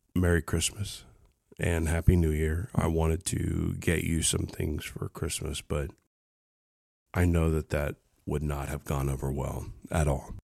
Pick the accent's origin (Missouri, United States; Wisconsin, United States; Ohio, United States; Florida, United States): Ohio, United States; also born or lived in Kentucky; I was born in Ohio, small town.